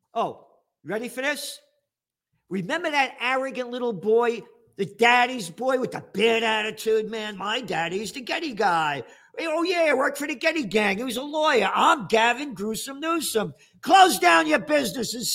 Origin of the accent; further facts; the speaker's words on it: United States; as an American